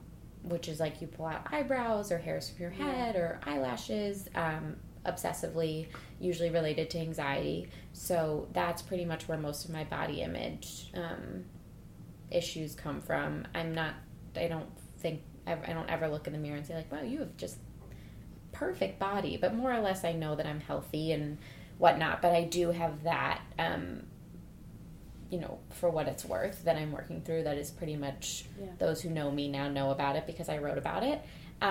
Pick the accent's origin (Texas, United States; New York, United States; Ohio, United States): Ohio, United States; Cleveland; Oh, I'm from Cleveland.